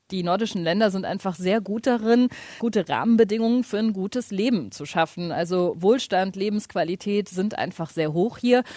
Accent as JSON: {"language": "German", "region": "Hamburg", "country": "Germany", "also_born_or_lived": "Scandinavia (likely Finland)", "moved": "yes", "said": "ich komme ursprünglich aus Hamburg"}